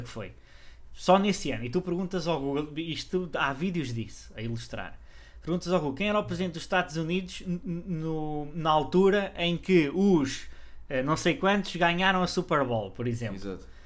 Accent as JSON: {"language": "Portuguese", "country": "Portugal", "said": "nós portugueses de Portugal"}